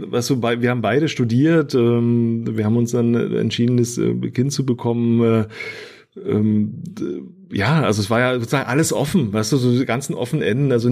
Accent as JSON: {"language": "German", "town": "Erkner", "region": "Brandenburg", "country": "Germany", "tie": "born or raised there", "said": "bin in Erkner groß geworden, ja, ähm, das ist so die letzte S-Bahn-Station ähm, Richtung Osten."}